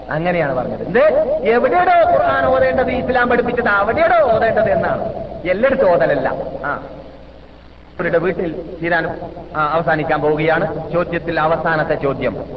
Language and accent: Malayalam; Kasaragod, Kerala, India; moved away as an adult; now in Medina, Saudi Arabia; ഞാൻ പത്ത് ഇരുപത്തഞ്ച് കൊല്ലം ഇരുപത്തി ആറ് കൊല്ലം മുമ്പ് കാസർഗോഡ് വിട്ട സമയത്ത്